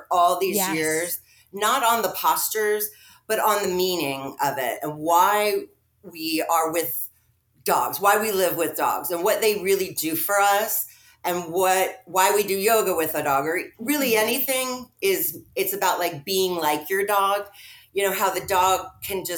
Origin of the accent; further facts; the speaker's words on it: New York, United States; now in Florida, United States; I lived in New York, I was from New York.